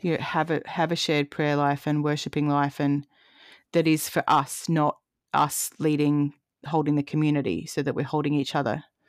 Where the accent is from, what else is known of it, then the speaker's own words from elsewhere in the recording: Adelaide, South Australia, Australia; moved away as an adult; also born or lived in Canberra; I moved back from Canberra to Adelaide last year, and Adelaide is where I grew up